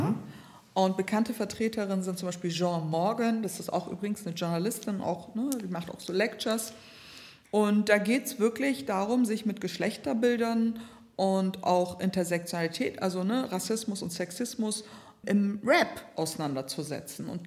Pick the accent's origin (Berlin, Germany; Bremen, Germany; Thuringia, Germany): Bremen, Germany; Ich hatte immer Songs von meiner Menstruation bis ne, Sexualität bis ne, Gröpeling, wo ich aufgewachsen bin.